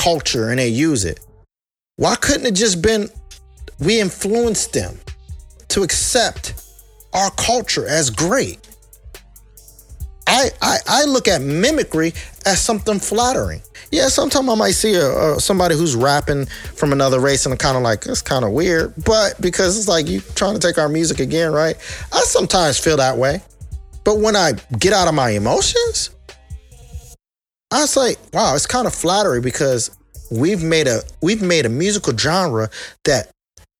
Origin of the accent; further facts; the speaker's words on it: United States; I'm an American, period. I was born here. I was raised here.